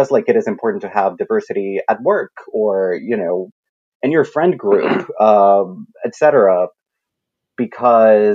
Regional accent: Colombia; moved away; I grew up in Colombia

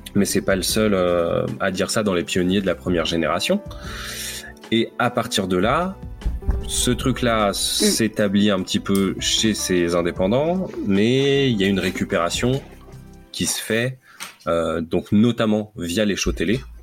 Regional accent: France; chez nous en France

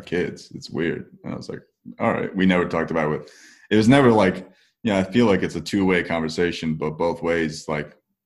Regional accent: Parsippany, New Jersey, United States; Parsippany, New Jersey. Yep, that's, I was born and raised there, spent my entire life there basically

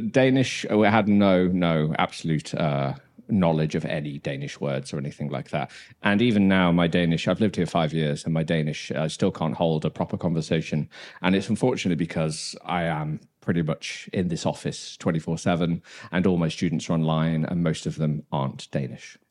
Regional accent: Dudley, West Midlands, United Kingdom; moved away as an adult; also born or lived in Brighton; now in Copenhagen, Denmark; I'm from Dudley.

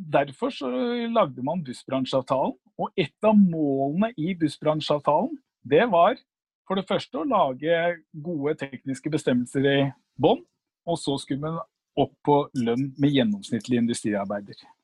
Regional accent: Oslo, Norway; født og oppvokst på Linderud

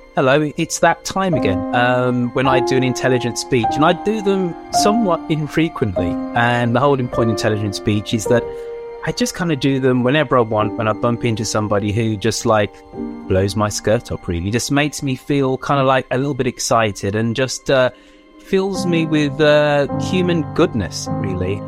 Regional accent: England, United Kingdom; being a West Indian parent growing up in England

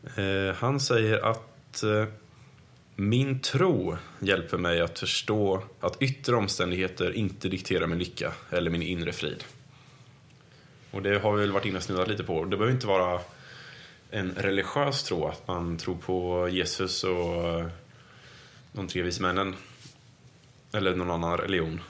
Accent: Sweden; vi i Sverige

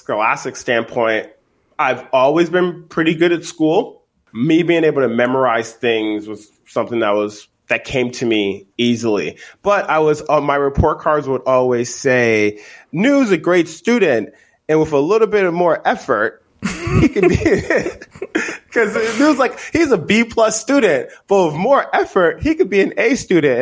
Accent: Lowell, Massachusetts, United States; also born or lived in Liberia; I grew up in Lowell, Massachusetts

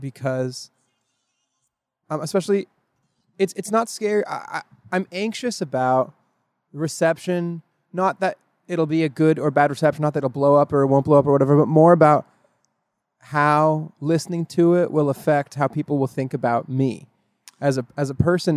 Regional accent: northern Oregon, United States; moved away as an adult; also born or lived in Miami; I'm from upstate, upstate Oregon. I don't know if people say that, but from very northern, northern part of Oregon

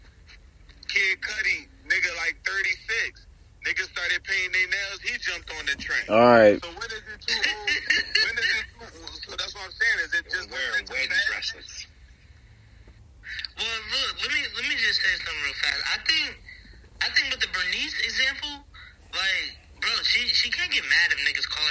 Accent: United States; What do us Americans, what do we make of this?

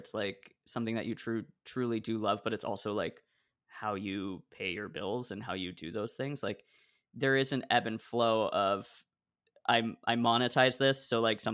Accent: Hillsboro, Oregon, United States; where I am from specifically, I'm from Hillsboro

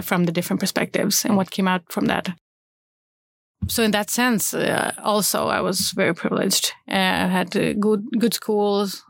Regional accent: Malmö, Skåne, Sweden; I grew up in Rosengård in Malmö with parents.

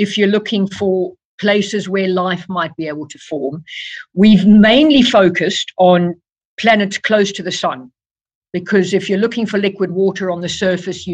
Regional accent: South Africa; moved away as an adult; now in United Kingdom; I was born and brought up in South Africa

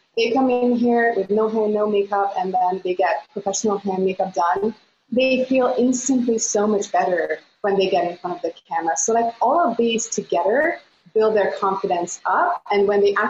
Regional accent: Budapest, Hungary; now in Costa Mesa, United States; I am from Budapest, Hungary, but live in Costa Mesa, California

